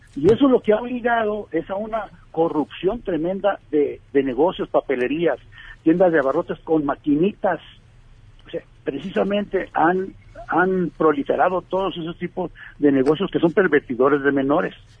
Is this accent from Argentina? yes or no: no; Tijuana, Baja California, Mexico; yo nací en Tijuana